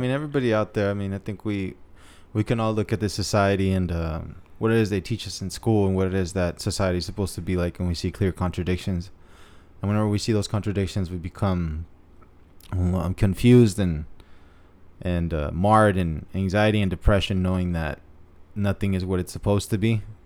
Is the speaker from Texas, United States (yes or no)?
no; National City, California, United States; also born or lived in San Diego, California; I grew up in National City, Chula Vista area.